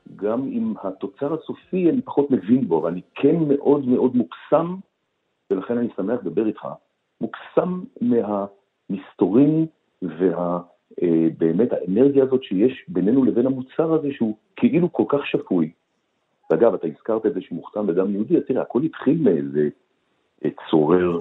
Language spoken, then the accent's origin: Hebrew; Tel Aviv, Tel Aviv District, Israel; אני גדלתי בשנות ה-50-60 בתל אביב